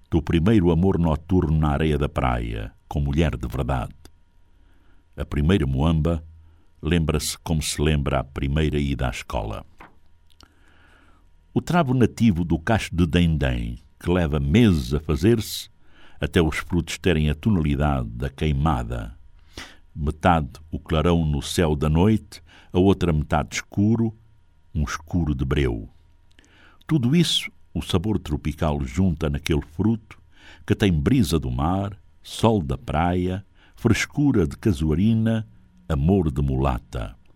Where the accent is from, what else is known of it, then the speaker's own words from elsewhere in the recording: South, Angola; Tem pirão de fuba de mandioca, que eu sou do Sul, usa-se de milho, mas eu prefiro de mandioca à moda do Norte